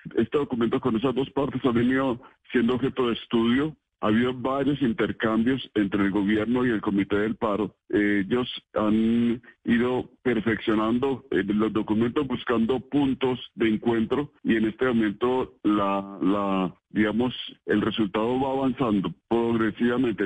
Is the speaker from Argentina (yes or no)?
no; Colombia; como nación colombiana